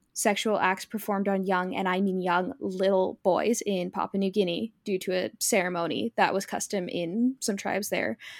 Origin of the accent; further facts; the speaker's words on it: United States; the old culture you came from growing up in America